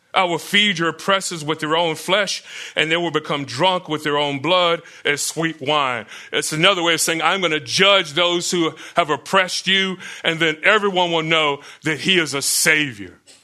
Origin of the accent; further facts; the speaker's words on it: Florida, United States; Growing up in Florida